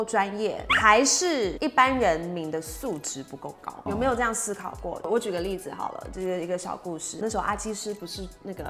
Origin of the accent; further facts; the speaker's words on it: Taiwan; first language English; Chinese is a second language; 那应该是这样讲，我在台湾念美国学校嘛，所以